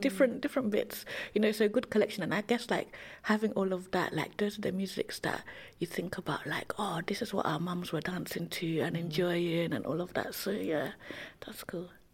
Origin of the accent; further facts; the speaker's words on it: London, United Kingdom; also born or lived in Bow / Saint Lucia; I grew up in Tower Hamlets